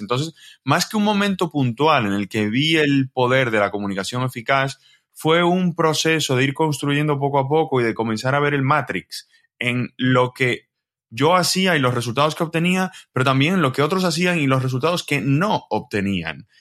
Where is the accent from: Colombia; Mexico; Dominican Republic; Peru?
Dominican Republic; moved away as an adult; now in Spain; yo soy de República Dominicana